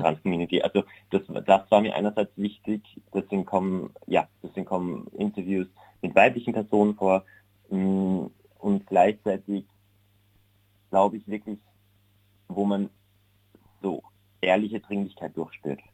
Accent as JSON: {"language": "German", "town": "Unken", "region": "Salzburg", "country": "Austria", "tie": "born or raised there", "also_born_or_lived": "Vienna, Austria", "moved": "as an adult", "lives_now": "Berlin, Germany", "said": "da unten in meinem Heimatdorf"}